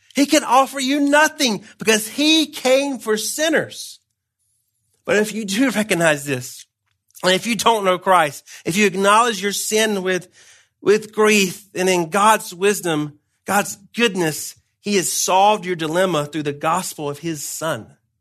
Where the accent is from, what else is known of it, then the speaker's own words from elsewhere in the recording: Georgia, United States; moved away; I'm from Georgia originally